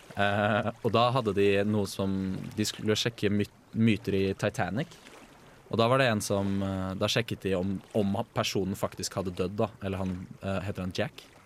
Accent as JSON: {"language": "Norwegian", "town": "Bærum", "region": "Akershus", "country": "Norway", "said": "hjemme i Bærum"}